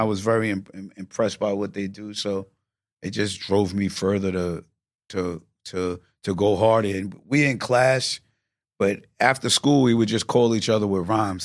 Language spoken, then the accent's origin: English; Yonkers, New York, United States; I'm from New York